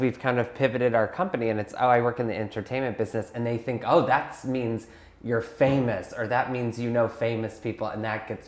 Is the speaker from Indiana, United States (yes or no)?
yes; Indiana, United States; moved away; from Indiana